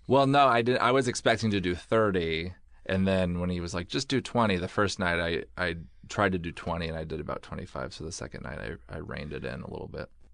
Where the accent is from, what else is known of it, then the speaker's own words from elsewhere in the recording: Oregon, United States; moved away as an adult; also born or lived in Pullman, Washington; I grew up in Oregon